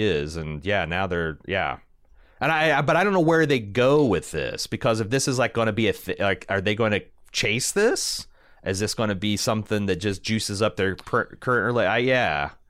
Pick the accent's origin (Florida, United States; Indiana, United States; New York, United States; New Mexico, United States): Indiana, United States; I'm from Indiana.